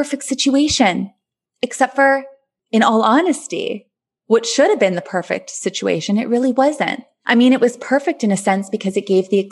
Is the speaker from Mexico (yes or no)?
no; Thunder Bay, Ontario, Canada; moved away as an adult; also born or lived in Grenada; back in my hometown, Thunder Bay, which I love so much